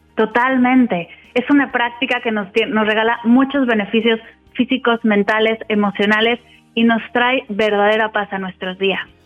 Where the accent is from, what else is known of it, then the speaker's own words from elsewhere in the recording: Mexico City, Mexico; moved away as an adult; now in Spain; De Ciudad de México.